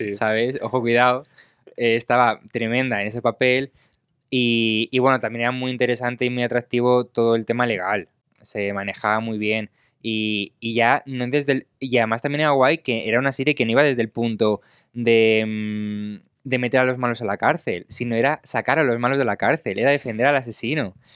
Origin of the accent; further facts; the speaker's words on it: Spain; yo soy de España